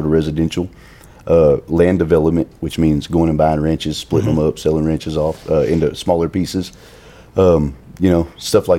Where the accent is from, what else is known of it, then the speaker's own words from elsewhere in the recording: Odessa, Texas, United States; I'm from West Odessa